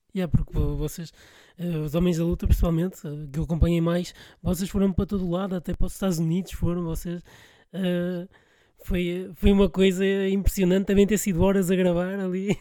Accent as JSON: {"language": "Portuguese", "town": "Porto", "region": "Norte", "country": "Portugal", "said": "Eu sou do Porto"}